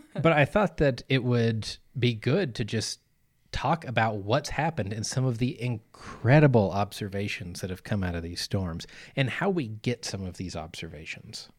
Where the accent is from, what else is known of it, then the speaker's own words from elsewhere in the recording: Arkansas, United States; moved away; back where I grew up in Arkansas